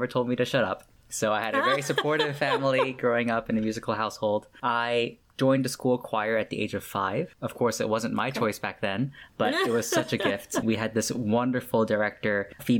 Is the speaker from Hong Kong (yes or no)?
yes; Hong Kong; moved away as an adult; I grew up in Hong Kong, born and raised all the way through until college.